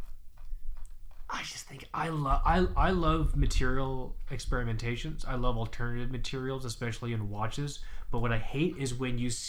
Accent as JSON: {"language": "English", "region": "Florida", "country": "United States", "said": "I'm from Florida"}